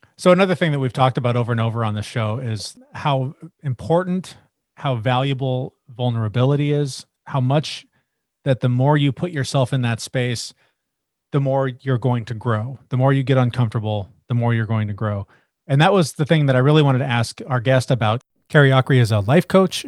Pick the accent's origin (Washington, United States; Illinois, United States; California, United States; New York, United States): Washington, United States; Seattle; I'm from Seattle. I grew up, like you said, in the grunge era